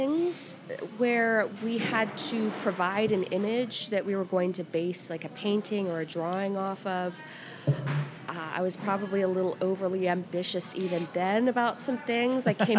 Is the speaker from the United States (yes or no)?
yes; Midwest, United States; also born or lived in Atlanta, United States; All over the Midwest, really, mostly in locations around Cincinnati and also around Atlanta.